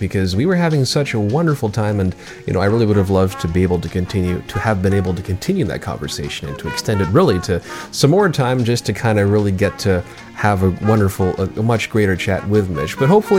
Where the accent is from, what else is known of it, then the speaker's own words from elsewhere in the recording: Mississauga, Ontario, Canada; Currently with this particular episode being done from my hometown in Mississauga